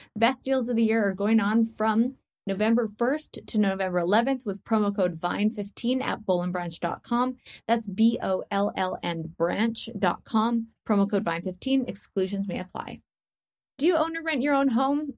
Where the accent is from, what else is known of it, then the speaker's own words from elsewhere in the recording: Canada; I'm Canadian